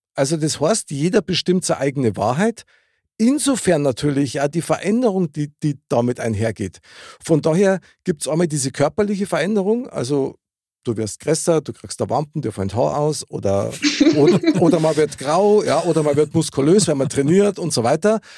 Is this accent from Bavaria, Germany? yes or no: yes; Upper Bavaria, Germany; als Oberbayer